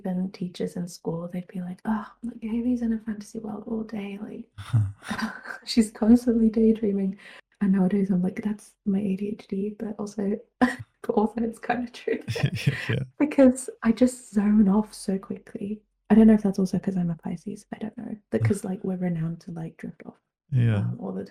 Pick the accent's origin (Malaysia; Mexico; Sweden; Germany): Germany; I was born in Germany, but I grew up bilingual because my mum is from the UK